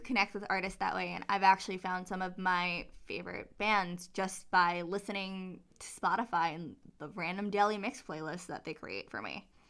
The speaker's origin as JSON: {"language": "English", "town": "New York City", "region": "New York", "country": "United States", "said": "I'm from Staten Island, New York"}